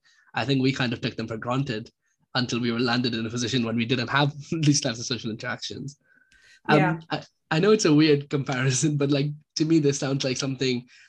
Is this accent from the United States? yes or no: no; Pakistan; moved away; I'm from a South Asian background, so I'm from Pakistan